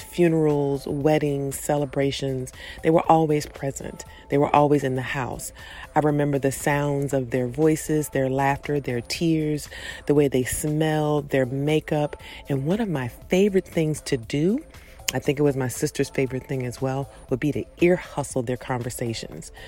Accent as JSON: {"language": "English", "area": "Prince George's County", "region": "Maryland", "country": "United States", "tie": "born or raised there", "said": "When I was growing up in Prince George's County, Maryland"}